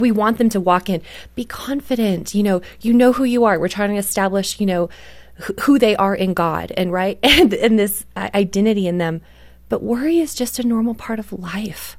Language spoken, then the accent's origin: English; Canada; I grew up in Canada